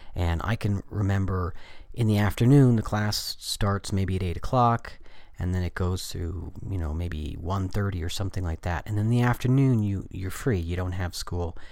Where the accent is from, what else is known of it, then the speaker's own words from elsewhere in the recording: United States; I was coming from the American culture